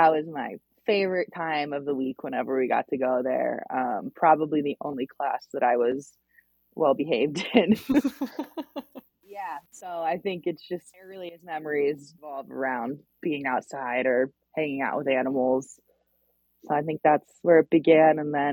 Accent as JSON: {"language": "English", "town": "Chapel Hill", "region": "North Carolina", "country": "United States", "tie": "born or raised there", "moved": "yes", "lives_now": "Montana, United States", "said": "I grew up in Chapel Hill, North Carolina"}